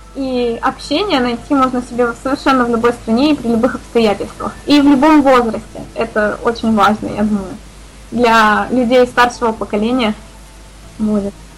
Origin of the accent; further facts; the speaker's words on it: Saint Petersburg, Russia; я из Санкт-Петербурга